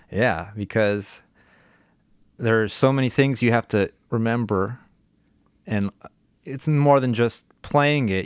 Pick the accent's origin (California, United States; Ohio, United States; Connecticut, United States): California, United States; I grew up in California